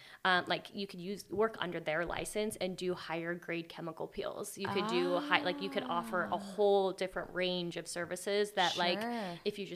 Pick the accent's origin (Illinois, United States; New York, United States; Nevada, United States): Nevada, United States; Reno; moved away as an adult; now in Utah, United States; grew up in Reno, Nevada